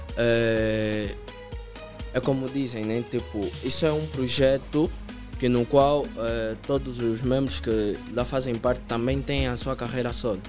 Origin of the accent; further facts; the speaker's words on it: Palanca and Camama, Luanda Province, Angola; Eu venho do Palanca, frente a Shoprite, e também do Camama.